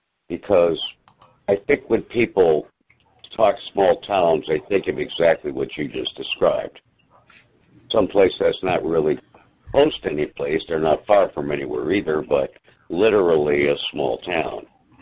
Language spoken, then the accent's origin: English; Detroit, Michigan, United States; I grew up in the Detroit area.